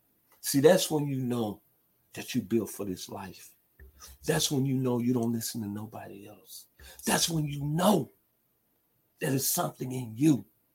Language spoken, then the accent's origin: English; Memphis, Tennessee, United States; My hometown, Memphis, Tennessee.